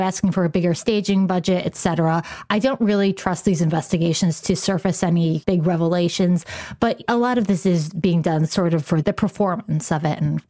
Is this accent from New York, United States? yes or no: yes; Rochester, New York, United States; I'm a lifelong Bills fan. Like, I grew up in Rochester, New York.